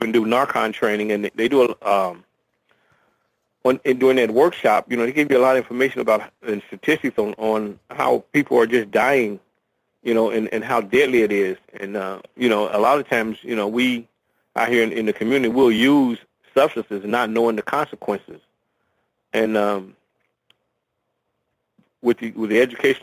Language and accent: English; Dayton, Ohio, United States; I was raised in Dayton, Ohio, on the west side of Dayton, Ohio